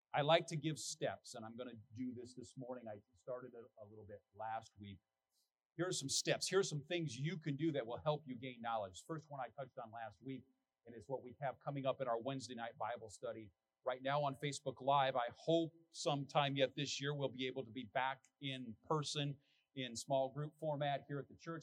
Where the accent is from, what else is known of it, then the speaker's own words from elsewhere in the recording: United States; as an American